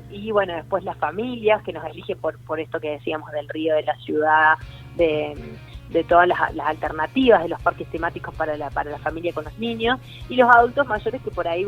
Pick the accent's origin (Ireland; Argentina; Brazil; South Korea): Argentina; Villa Constitución, Santa Fe; now in Santa Rosa, Argentina; No, yo soy nacida en Villa Constitución, cerca de Rosario. Hace 18 años que vivo acá, en Santa Rosa. Es mi, mi lugar en el mundo.